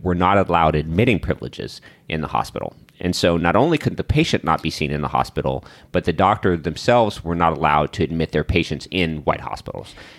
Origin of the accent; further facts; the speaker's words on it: the South, United States; we're black people from the South.